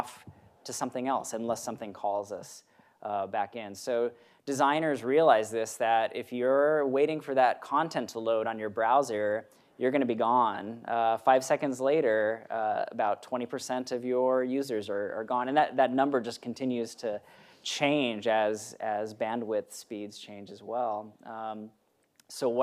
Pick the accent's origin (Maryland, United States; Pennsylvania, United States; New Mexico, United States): Maryland, United States; moved away; I was in my hometown in Maryland